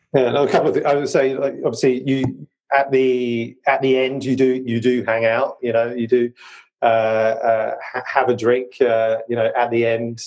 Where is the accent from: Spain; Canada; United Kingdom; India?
United Kingdom; my British genes